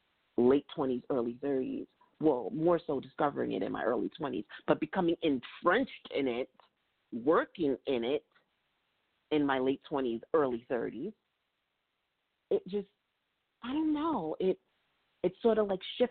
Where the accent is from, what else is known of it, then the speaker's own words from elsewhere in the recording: New York City, New York, United States; moved away as an adult; now in Virginia, United States; I've lived, born and raised in New York City